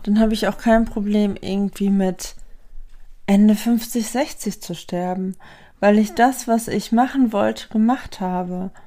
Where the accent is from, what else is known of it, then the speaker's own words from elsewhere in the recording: Lemgo, North Rhine-Westphalia, Germany; ich bin hier aufgewachsen in Lemgo